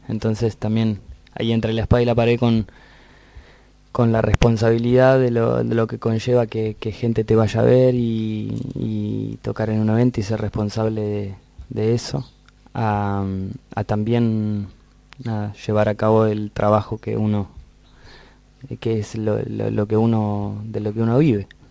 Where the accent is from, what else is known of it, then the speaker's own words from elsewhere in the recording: Argentina; Nos fuimos de acá de Argentina cantando folclore casi tradicional con poquitas canciones nuestras y volvimos al año